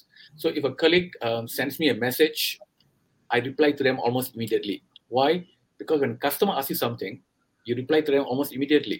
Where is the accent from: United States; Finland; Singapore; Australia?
Singapore; accent: Singaporean; moved away as an adult; now in India; I'm from Singapore. I was born in Singapore. And I've been working overseas for the last 25 years. So if you think, or rather you find my accent a bit different from what you're used to in India, that's because it's a very Singaporean accent. I was born there. I grew up there